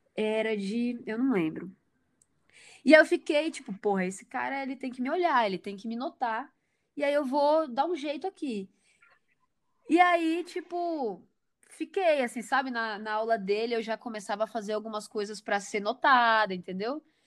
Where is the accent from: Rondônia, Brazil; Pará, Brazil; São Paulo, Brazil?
Rondônia, Brazil; Porto Velho; eu sou de Porto Velho, Rondônia, né? Lá no norte